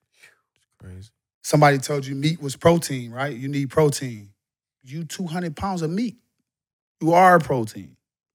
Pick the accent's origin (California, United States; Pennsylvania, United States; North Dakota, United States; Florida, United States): Florida, United States; for me is Florida. In. I'm from Florida.